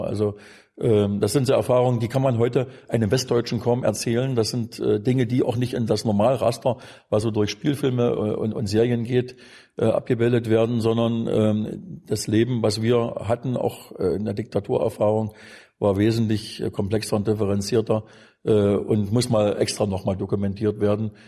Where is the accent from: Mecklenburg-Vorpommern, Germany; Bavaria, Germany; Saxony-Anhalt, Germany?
Saxony-Anhalt, Germany; Wittenberg; bin Wittenberger. Bin also da in der Region Wittenberg auch geboren worden